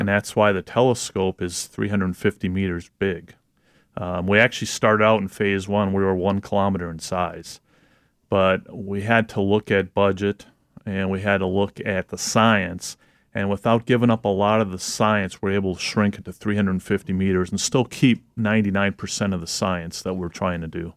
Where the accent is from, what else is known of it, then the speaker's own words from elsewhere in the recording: Wisconsin, United States; now in Michigan, United States; I'm originally from Wisconsin. Um, now living in Michigan